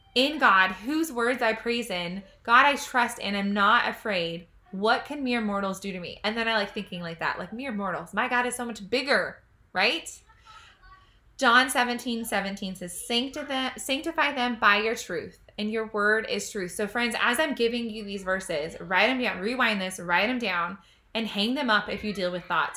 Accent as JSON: {"language": "English", "country": "United States", "said": "I'm an American citizen. I'm so proud to be American."}